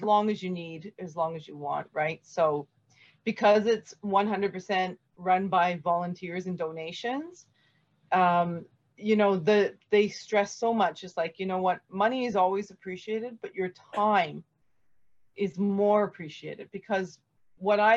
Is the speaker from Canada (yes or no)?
yes; Canada; being Canadian